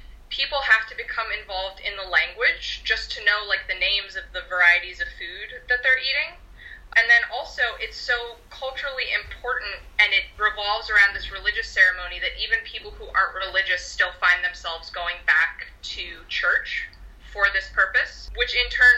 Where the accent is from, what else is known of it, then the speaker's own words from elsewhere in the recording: United States; I'm from the United States. I'm Polish-American and Croatian-American